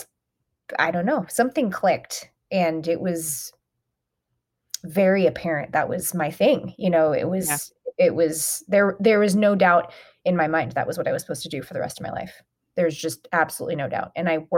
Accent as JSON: {"language": "English", "town": "Atlanta", "region": "Georgia", "country": "United States", "tie": "born or raised there", "said": "growing up in Atlanta."}